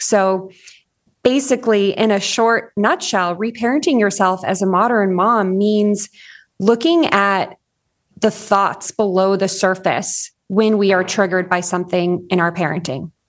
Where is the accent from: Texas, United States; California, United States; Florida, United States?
California, United States; Orange County, Southern; moved away as an adult; now in Northern Idaho, United States; I grew up in Southern California in Orange County, and a f, about three and a half years ago, moved to Northern Idaho